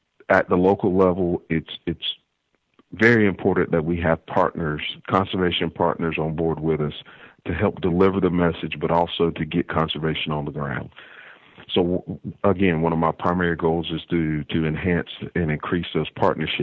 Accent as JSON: {"language": "English", "region": "North Carolina", "country": "United States", "tie": "born or raised there", "moved": "as an adult", "lives_now": "Indiana, United States", "said": "from North Carolina, raised on a farm there."}